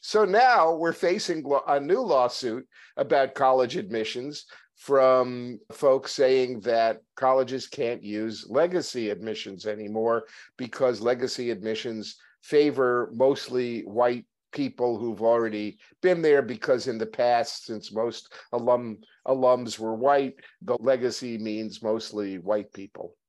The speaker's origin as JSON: {"language": "English", "town": "New York City", "region": "New York", "country": "United States", "said": "I was a Jew from New York"}